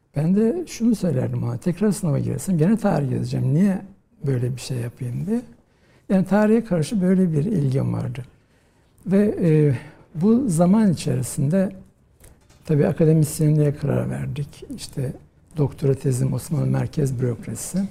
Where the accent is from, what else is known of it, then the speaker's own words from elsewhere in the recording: Rize, Rize Province, Turkey; moved away as an adult; also born or lived in Istanbul; Ben e, Rize'de doğdum. E, 1963 yılında. Ve e, ilkokulu, ortaokulu, liseyi Rize'de okudum.